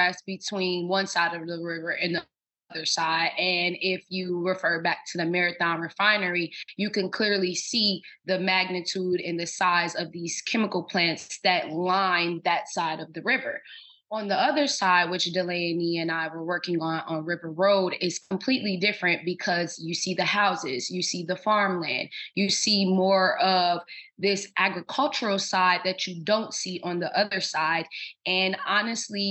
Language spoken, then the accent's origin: English; Cincinnati, Ohio, United States; now in New Orleans, United States; I am originally from Cincinnati, Ohio, born and raised.